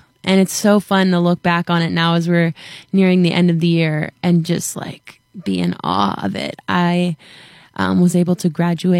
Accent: Ontario, Canada; I'm from Ontario, Canada.

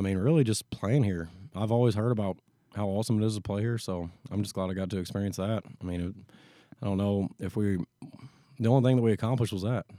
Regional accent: Newburgh, Indiana, United States; moved away as an adult; I'm actually from Newburgh, Indiana. It's a town outside of, um, of, of Evansville

